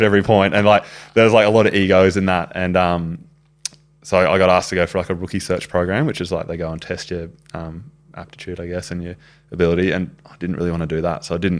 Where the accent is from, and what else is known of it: Brisbane, Queensland, Australia; born or raised there